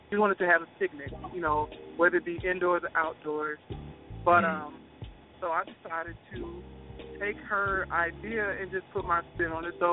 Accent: Gary, Indiana, United States; I'm from I'm from Gary, Indiana

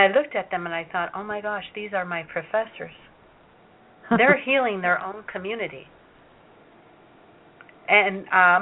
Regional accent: Chicago, Illinois, United States; English is a second language; I learned it from my brothers and sisters and mother when I was growing up in Chicago

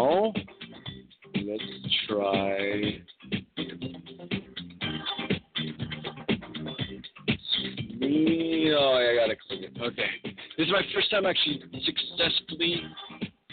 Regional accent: California, United States; I'm a Californian

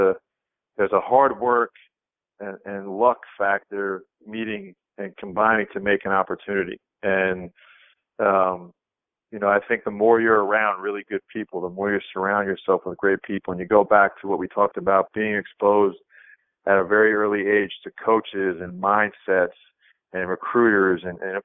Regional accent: Rockville Centre, New York, United States; Garden City, Long Island, right next to where we grew up in Rockville Center

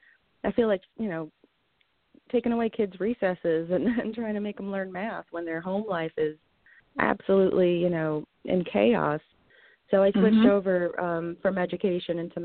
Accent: Vernon, Connecticut, United States; I'm a local. I grew up in Vernon, Connecticut, just a little town off the side of the highway.

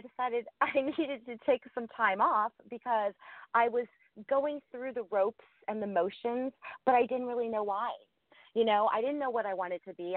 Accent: Ohio, United States; I grew up in a, um, a very, you know, a small town in Ohio

